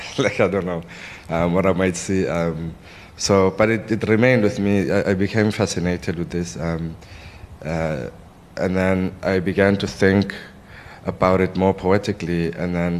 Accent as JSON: {"language": "English", "country": "South Africa", "said": "as a South African"}